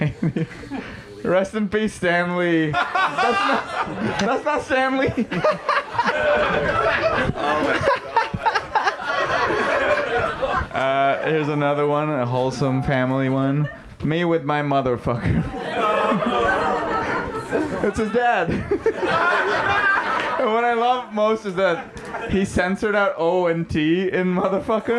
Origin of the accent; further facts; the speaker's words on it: Mumbai, Maharashtra, India; moved away; I'm Indian. If you can't tell, I grew up in Mumbai in India